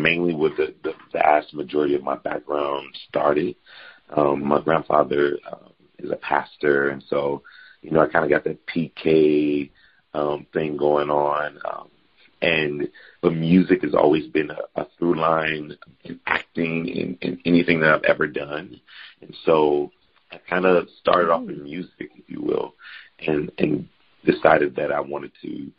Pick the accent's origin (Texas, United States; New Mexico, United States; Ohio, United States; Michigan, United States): Michigan, United States; Detroit; born and raised in Detroit, Michigan